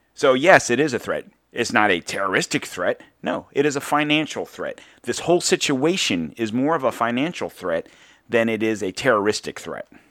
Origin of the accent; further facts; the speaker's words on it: United States; as an American citizen